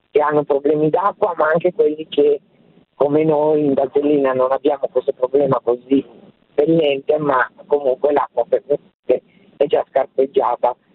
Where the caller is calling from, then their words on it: Lombardy, Italy; Siamo dalla Valtellina.